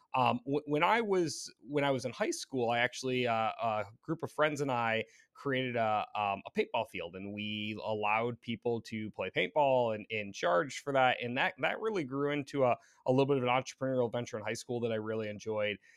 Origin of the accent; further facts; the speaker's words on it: Michigan, United States; moved away as an adult; also born or lived in Detroit, Michigan; now in Royal Oak, United States; born in, in Metro Detroit, or actually in Detroit, um, and then moved up and spent, uh, majority of my childhood in mid-Michigan in kind of farm country land